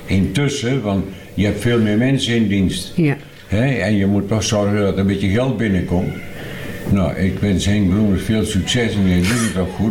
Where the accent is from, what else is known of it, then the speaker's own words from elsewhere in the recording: Ruurlo, Gelderland, Netherlands; also born or lived in Vorden; ja, ik ben in Vorden eh, geboren, maar ik ben in de Ruurlose Broek ben ik opgegroeid.